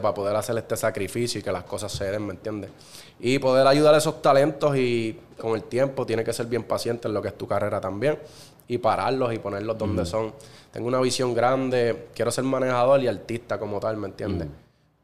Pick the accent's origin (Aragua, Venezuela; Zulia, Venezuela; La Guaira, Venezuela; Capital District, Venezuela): Aragua, Venezuela; Cagua; soy nacido y criado en Cagua